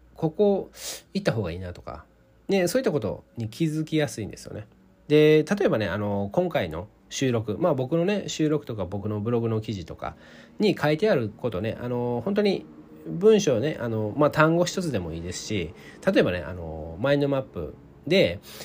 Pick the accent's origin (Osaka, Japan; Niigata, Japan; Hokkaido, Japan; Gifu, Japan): Osaka, Japan; 僕、大阪出身